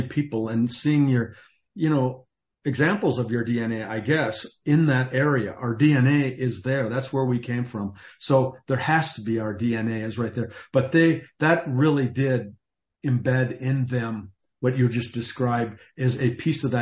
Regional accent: North Dakota, United States; my hometown up in North Dakota

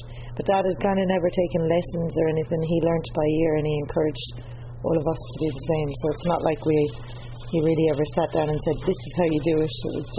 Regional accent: County Clare, Ireland; born or raised there; moved away as an adult; also born or lived in Dublin, Ireland / Geelong, Australia; now in Australia

